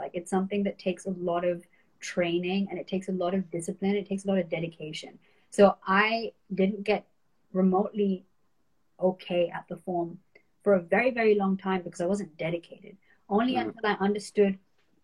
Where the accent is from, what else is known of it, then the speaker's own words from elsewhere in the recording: North India, India; I'm from North India.